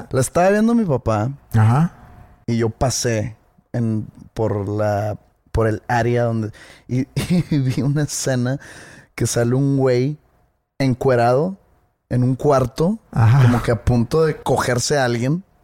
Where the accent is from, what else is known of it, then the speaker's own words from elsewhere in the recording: Mexico; Tengo una obligación como mexicano